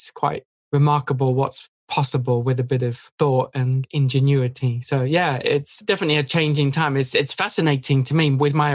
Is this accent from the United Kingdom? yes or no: yes; England, United Kingdom; moved away as an adult; now in United States; I moved away from England